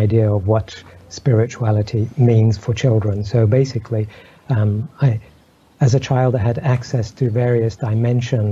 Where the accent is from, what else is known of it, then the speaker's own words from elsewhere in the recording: Egypt; I grew up in Egypt